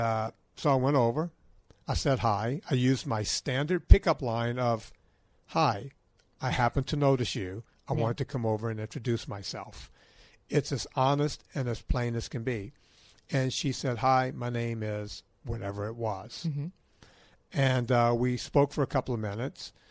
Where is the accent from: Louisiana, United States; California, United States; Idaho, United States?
Louisiana, United States; I'm from Louisiana